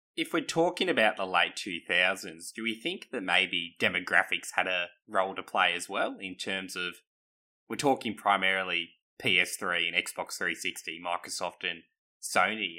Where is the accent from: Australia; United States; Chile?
Australia; we're all Australian